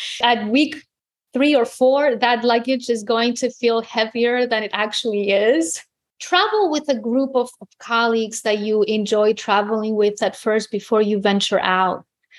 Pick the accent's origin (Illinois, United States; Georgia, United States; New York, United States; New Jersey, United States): New York, United States; New York City; also born or lived in Greece; I grew up in New York City. So my brother's playground were New York City parks. Mm-hmm. I mean, no mountains, no, you know, after we left Greece, we weren't visiting the country for some time or not often.